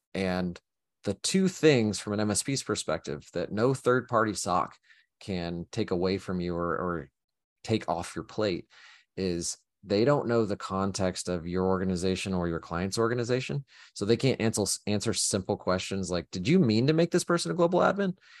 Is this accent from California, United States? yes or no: no; Oklahoma, United States; moved away; I grew up in Oklahoma and it was tornadoes